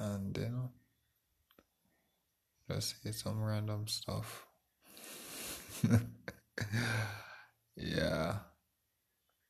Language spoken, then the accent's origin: English; Jamaica; I'm from Jamaica.